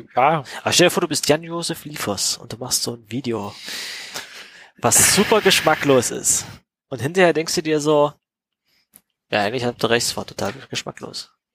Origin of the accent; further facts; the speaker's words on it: East Germany, Germany; als Kinder in Ostdeutschland